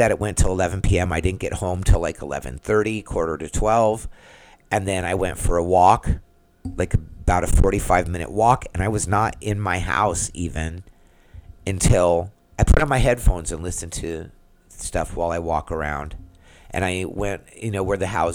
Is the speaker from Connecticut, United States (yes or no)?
no; San Diego, California, United States; moved away as an adult; now in Orlando, United States; I'm from San Diego